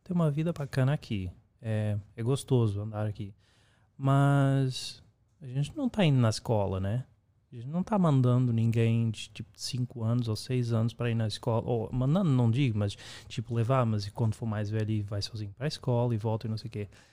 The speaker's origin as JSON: {"language": "Portuguese", "region": "Lisbon", "country": "Portugal", "also_born_or_lived": "Brazil / United States", "moved": "yes", "lives_now": "Amsterdam, Netherlands", "said": "no caso eu sou de Portugal"}